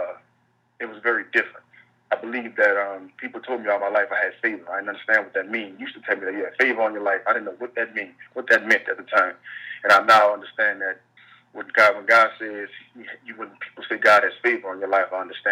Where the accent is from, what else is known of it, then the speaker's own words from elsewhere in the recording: New Orleans, Louisiana, United States; also born or lived in Baton Rouge, Louisiana; now in Los Angeles, United States; I grew up in New Orleans, Louisiana